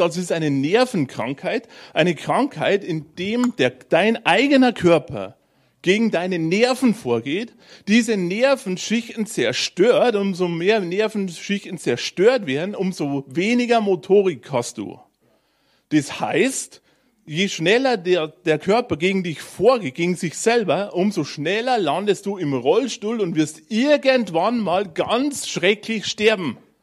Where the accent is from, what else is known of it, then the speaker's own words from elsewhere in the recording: Bavarian Forest, Germany; drunten bei uns im Bayerischen Wald